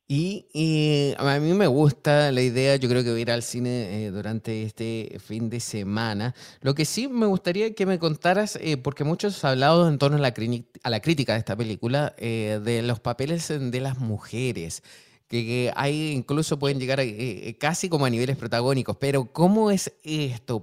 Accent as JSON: {"language": "Spanish", "country": "Chile", "said": "yo soy de Chile"}